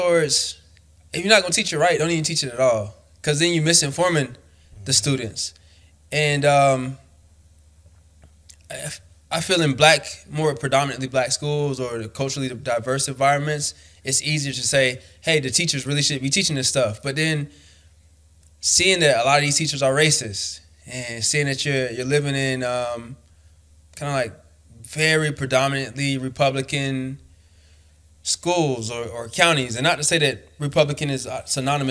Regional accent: Florida, United States; I was born and raised in Florida.

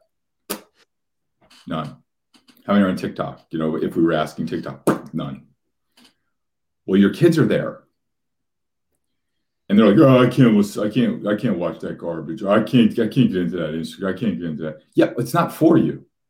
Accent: Union, New Jersey, United States; I grew up in Union, New Jersey, which is a very blue collar kind of working class town right outside of Newark and Elizabeth

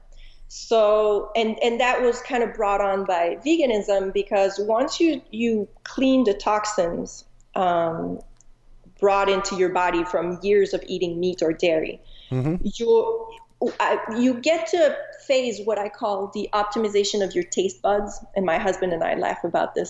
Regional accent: Montreal, Quebec, Canada; moved away as an adult; also born or lived in Chicago; now in Arizona, United States; I'm originally from Montreal, Canada.

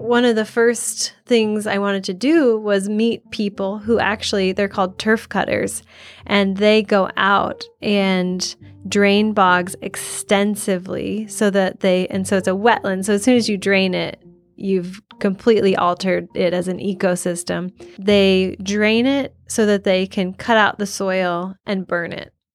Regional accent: Iowa, United States; I'm originally from Iowa. It's where I grew up

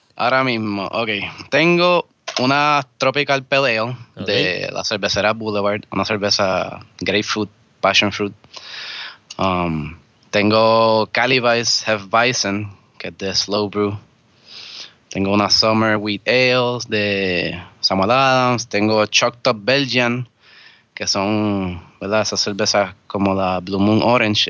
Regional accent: Vega Alta, Puerto Rico; now in Cupey, Puerto Rico; me considero de Vega Alta, porque allí fue que me crié

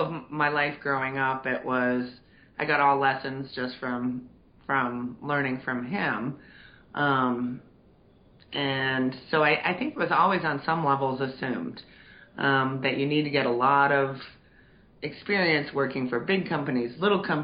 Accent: outside of Boston, Massachusetts, United States; moved away; I grew up outside of Boston

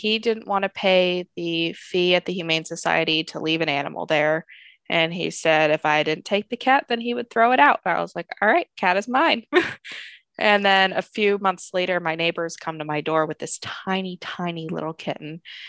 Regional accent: Seattle, Washington, United States; I'm from Seattle.

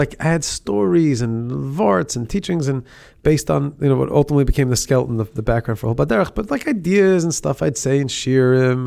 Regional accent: Monsey, New York, United States; I grew up in Muncie.

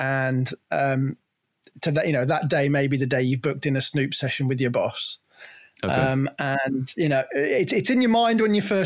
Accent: Cornwall, South West England, United Kingdom; moved away as an adult; now in Worcestershire, United Kingdom; So I grew up in Cornwall. I was born in Cornwall and grew up there.

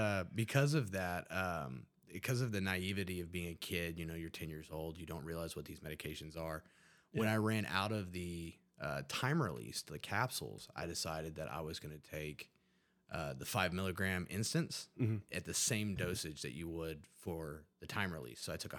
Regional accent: Huntington, West Virginia, United States; Well, I'm from Huntington, West Virginia. It's a small community in West Virginia.

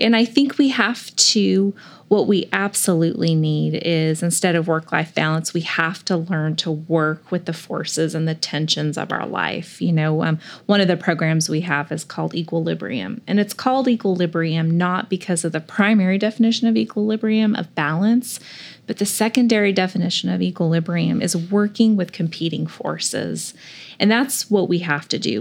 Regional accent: California, United States; moved away; I grew up in California near the water, but I was born in the mountains

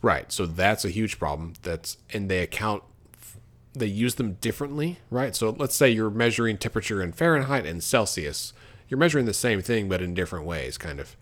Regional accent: Texas, United States; now in Oklahoma, United States; growing up in Texas, for a long time, my optometrist was in Walmart

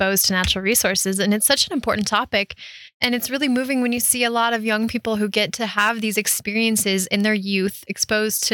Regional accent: Front Range, Colorado, United States; I grew up on the Front Range.

